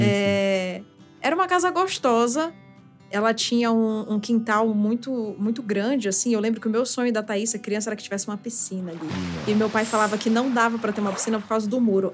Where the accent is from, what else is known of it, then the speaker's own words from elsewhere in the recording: Manaus, Amazonas, Brazil; moved away as an adult; now in São Paulo, Brazil; nasci e cresci em Manaus. Até meus 24 anos eu morei lá